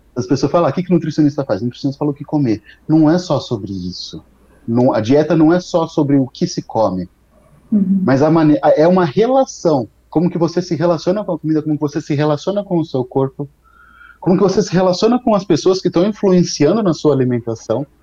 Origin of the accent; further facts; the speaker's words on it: São Carlos, São Paulo, Brazil; also born or lived in Ribeirão Preto; eu sou daqui do interior de São Paulo, sou de São Carlos